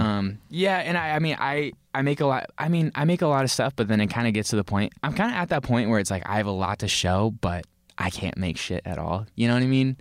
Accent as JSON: {"language": "English", "town": "Tiburon", "region": "California", "country": "United States", "tie": "born or raised there", "also_born_or_lived": "Larkspur, California", "said": "I grew up in Tiburon. That's where I went to elementary school and, like, middle"}